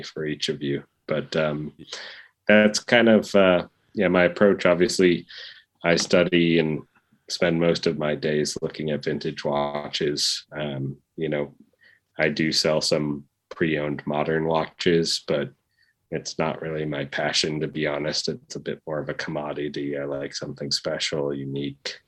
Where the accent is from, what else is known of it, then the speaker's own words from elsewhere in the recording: Wisconsin, United States; now in Florida, United States; I'm from Wisconsin originally. I live in Florida now